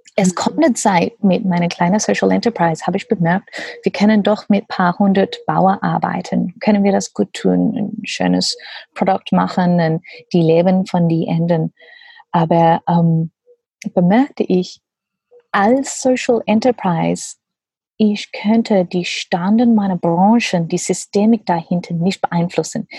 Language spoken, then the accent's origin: German; Australia; German is a second language; also born or lived in Papua New Guinea; now in Germany; ich komme aus Australien und meine Familie sind Gummibauern von Papua Neuguinea